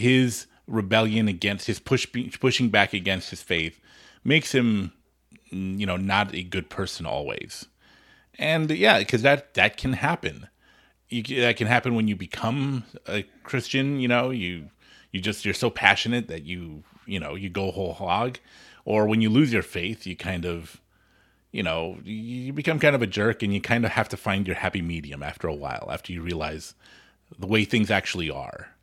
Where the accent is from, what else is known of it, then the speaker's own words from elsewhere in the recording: Los Angeles, California, United States; I grew up in Hollywood